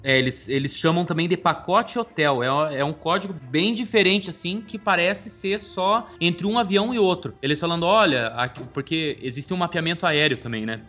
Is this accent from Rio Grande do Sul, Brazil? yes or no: no; Curitiba, Paraná, Brazil; nós somos aqui de Curitiba